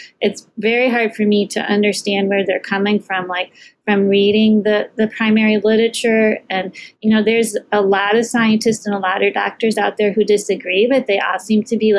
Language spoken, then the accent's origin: English; Dubuque, Iowa, United States; So Dubuque is in the eastern part of Iowa, right on the border of Wisconsin and Illinois. So a small city, about 60,000 people.